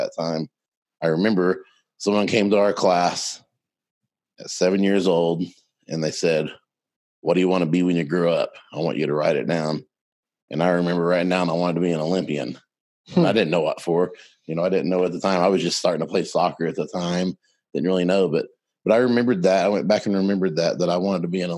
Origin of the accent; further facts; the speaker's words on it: Mustang, Oklahoma, United States; I'm from Mustang, Oklahoma, just outside of Oklahoma City. Grew up on a farm when I was 6 years old